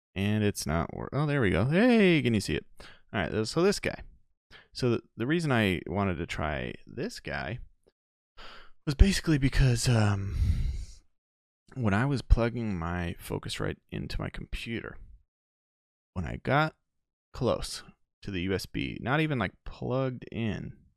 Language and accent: English; Chicago, Illinois, United States; also born or lived in Denver; I'm from Chicago.